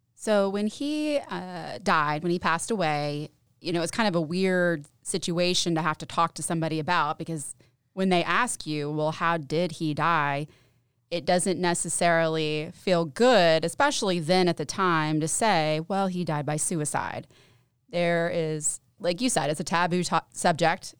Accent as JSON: {"language": "English", "town": "Knoxville", "region": "Tennessee", "country": "United States", "moved": "as an adult", "lives_now": "Johnson City, United States", "said": "I'm living in Johnson City. I'm from Knoxville."}